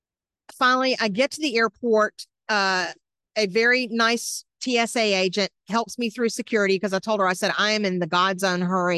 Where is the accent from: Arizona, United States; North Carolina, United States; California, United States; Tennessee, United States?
Tennessee, United States; outside of Nashville; moved away as an adult; also born or lived in Atlanta, Georgia / New York City / Washington, District of Columbia, United States; I'm a Southern girl, born in Atlanta, raised outside of Nashville, married a Yankee in 2002